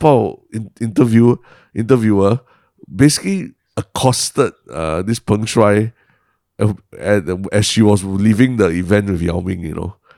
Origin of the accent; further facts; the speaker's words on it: Singapore; being Singaporean is that, uh, we are effectively bilingual